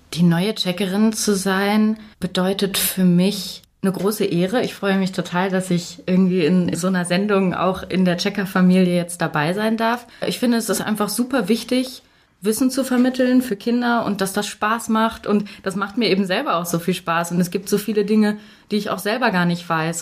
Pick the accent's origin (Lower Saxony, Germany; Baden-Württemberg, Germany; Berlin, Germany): Lower Saxony, Germany; Hanover; ich komme nicht aus München. Ich äh, komme aus Hannover